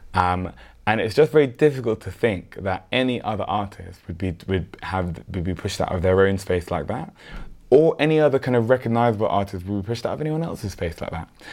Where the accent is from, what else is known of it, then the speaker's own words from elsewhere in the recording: London, United Kingdom; we're all from South London